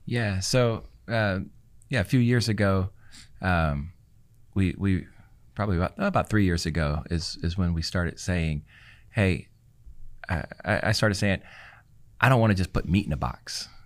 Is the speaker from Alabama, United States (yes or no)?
no; Louisiana, United States; now in Houston, United States; I'm from Louisiana